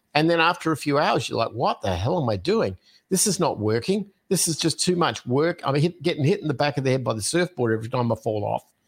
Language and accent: English; Adelaide, South Australia, Australia; moved away; I'm originally from Australia, from a city called Adelaide, uh, is where I was born